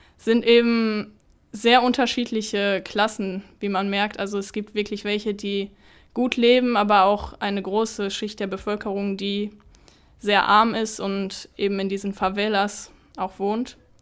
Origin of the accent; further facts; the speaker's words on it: Essen, North Rhine-Westphalia, Germany; meine Heimatstadt